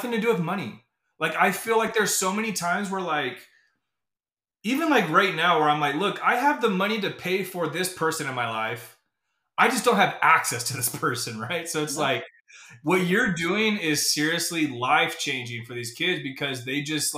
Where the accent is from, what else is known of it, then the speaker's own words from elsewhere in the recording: Arizona, United States; now in Utah, United States; I'm from Arizona